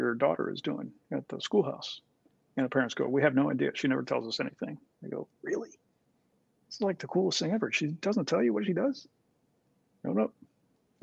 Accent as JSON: {"language": "English", "country": "Puerto Rico", "tie": "born or raised there", "said": "I was born in Puerto Rico"}